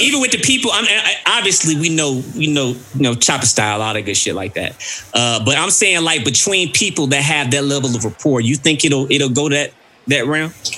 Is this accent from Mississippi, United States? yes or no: yes; Mississippi, United States; I'm from Mississippi